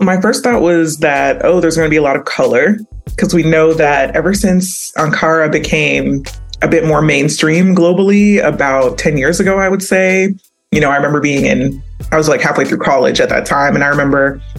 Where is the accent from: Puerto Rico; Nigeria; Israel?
Nigeria; you know, as a Nigerian, like that's what we wore to cultural events, community events.